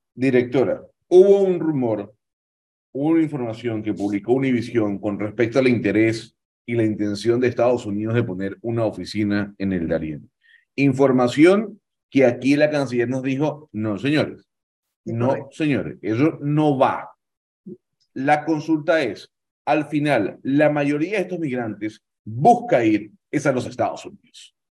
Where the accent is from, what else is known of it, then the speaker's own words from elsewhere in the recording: Venezuela; Yo como venezolano